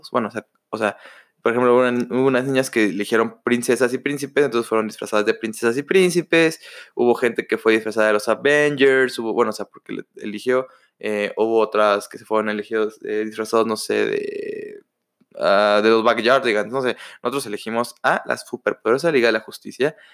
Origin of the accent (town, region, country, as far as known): Mexico